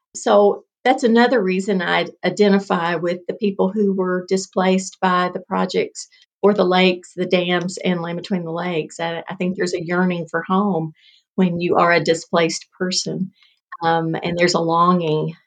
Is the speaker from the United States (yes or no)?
yes; Paducah, Kentucky, United States; moved away; I grew up in Paducah. I was born and, and raised in Paducah.